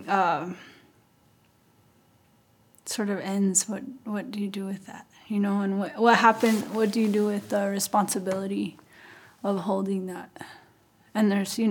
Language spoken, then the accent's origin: English; Santa Clara Pueblo, New Mexico, United States; I'm from Santa Clara Pueblo.